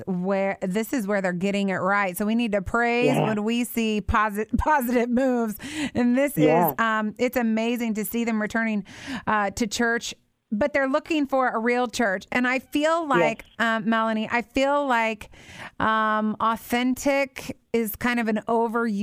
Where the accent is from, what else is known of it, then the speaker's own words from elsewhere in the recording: Midwest, United States; I grew up in the Midwest